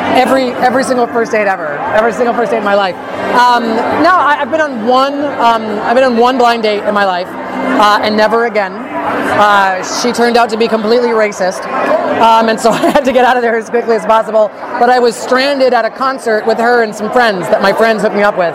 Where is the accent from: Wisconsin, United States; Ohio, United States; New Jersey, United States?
New Jersey, United States; moved away as an adult; also born or lived in New York City; now in California, United States; I grew up in New Jersey